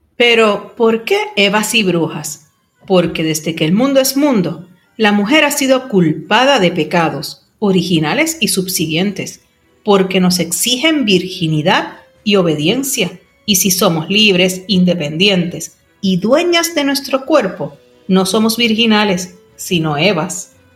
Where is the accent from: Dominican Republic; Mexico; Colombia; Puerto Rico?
Puerto Rico; historiadora y escritora puertorriqueña